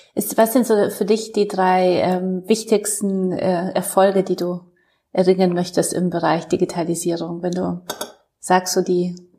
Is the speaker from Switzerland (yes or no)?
no; Poland; now in Germany; ich komme aus Polen